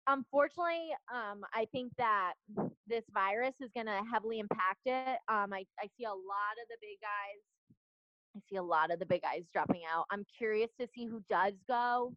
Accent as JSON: {"language": "English", "region": "Connecticut", "country": "United States", "said": "which is my, basically where I'm from. I'm from"}